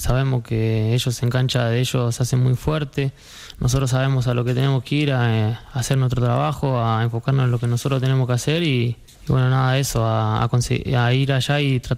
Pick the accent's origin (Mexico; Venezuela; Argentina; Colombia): Argentina; moved away as an adult; now in Elche, Spain; Yo vine de Argentina, es otra cosa ya esto es Europa, el primer nivel y son un montón de cambios